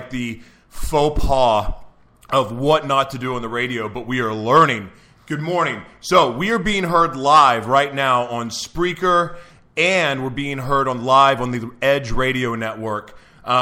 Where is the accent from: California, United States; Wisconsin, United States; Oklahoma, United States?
Oklahoma, United States; Oklahoma City; now in San Diego, United States; I grew up in Oklahoma City, Oklahoma